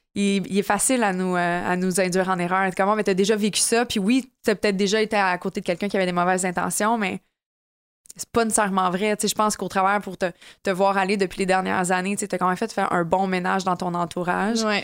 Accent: Quebec, Canada; Je suis une vraie Québécoise dans l'âme.

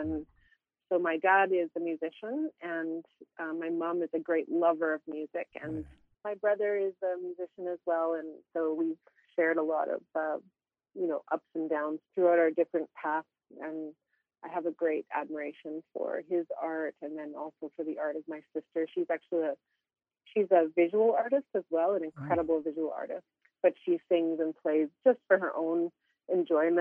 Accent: Denendeh, Northwest Territories, Canada; I was born and raised in Denendeh and in Treaty 8 territory here

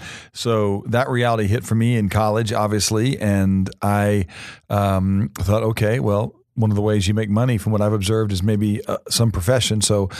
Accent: Reading, Pennsylvania, United States; born there; I was born in Reading, Pennsylvania, which is of really no interest to our listeners, except that they call it Reading.

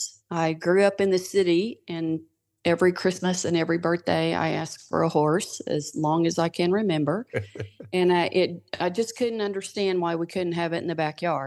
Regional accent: Yukon, Oklahoma, United States; moved away as an adult; I was from Yukon

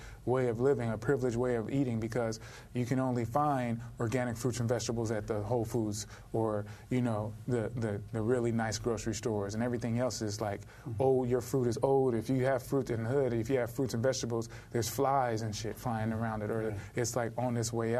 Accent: Los Angeles, California, United States; I'm from South Central

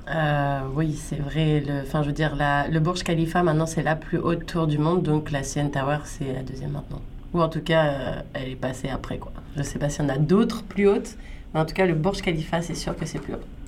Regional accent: France; now in Canada; je suis originaire de France

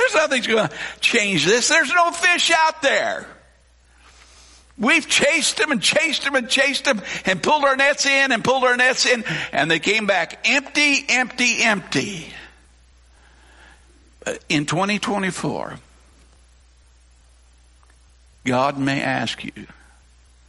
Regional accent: Colorado, United States; now in Newton County, Missouri, United States; I grew up, I say out west, I grew up in Colorado, I grew up in cowboy country

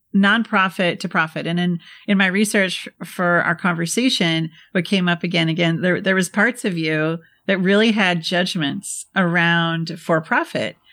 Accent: Midwest, United States; I'm from the Midwest

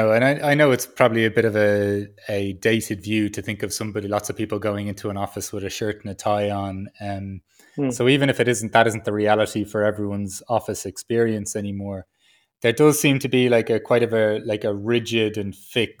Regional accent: Ireland; growing up as an Irish man

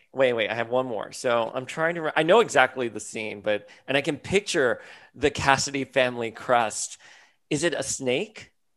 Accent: Miami, Florida, United States; I was a boy from South Florida, from Miami.

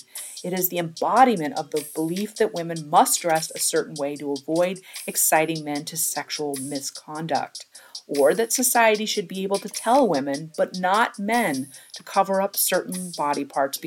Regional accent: Washington, United States; I come from Washington State

